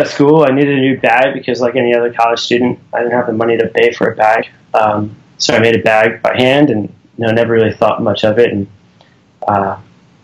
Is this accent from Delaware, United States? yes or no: yes; Delaware, United States; Jeff and I grew up in Delaware